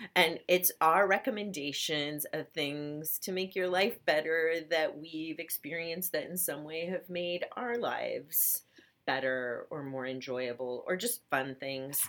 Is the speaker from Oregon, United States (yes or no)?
yes; Portland, Oregon, United States; I'm from Portland, Oregon, which uh-huh. is such a, it's rainy there 10 months a year